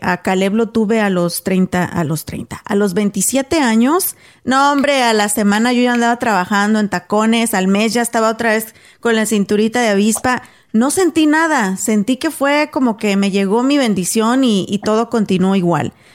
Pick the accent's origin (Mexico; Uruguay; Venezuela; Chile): Mexico; Guanajuato; originaria de Guanajuato, México